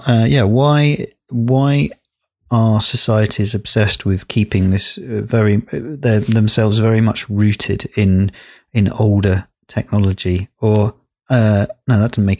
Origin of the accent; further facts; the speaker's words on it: Windsor, South East England, United Kingdom; I grew up in Windsor